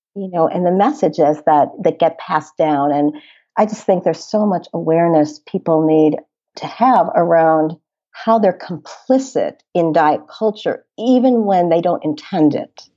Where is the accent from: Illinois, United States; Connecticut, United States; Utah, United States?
Illinois, United States; Chicago; also born or lived in Boston; I grew up in the Chicago area